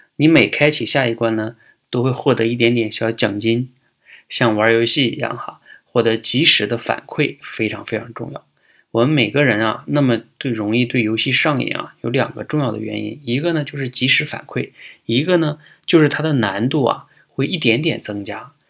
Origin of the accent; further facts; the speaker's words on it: China; 对我们中国人来说